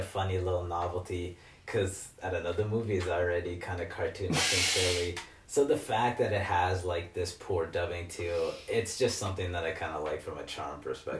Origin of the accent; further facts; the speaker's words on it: United States; And then in America, it's like, I speak English. Because I'm American.